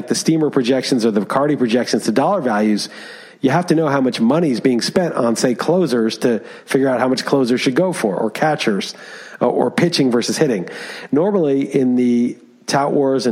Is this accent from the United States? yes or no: yes; New York, United States; moved away as an adult; also born or lived in Europe; I grew up in Manhattan